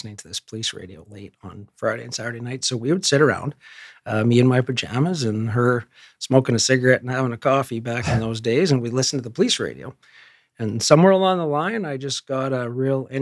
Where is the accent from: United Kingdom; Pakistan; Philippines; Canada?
Canada; Edmonton, Alberta; also born or lived in Ontario; I was born and raised in Edmonton. Total North End kid